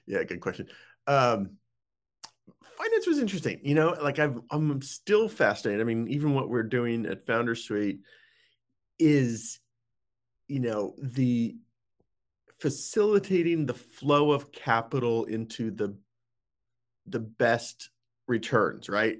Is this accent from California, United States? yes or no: no; Boulder, Colorado, United States; moved away as an adult; also born or lived in Saudi Arabia; spent most of the formative teen years, I guess you could say, in, in Boulder, Colorado. So, that's kind of my hometown